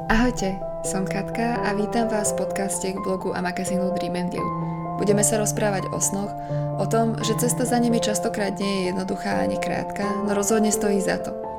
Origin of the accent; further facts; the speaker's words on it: Slovakia; doma na Slovensku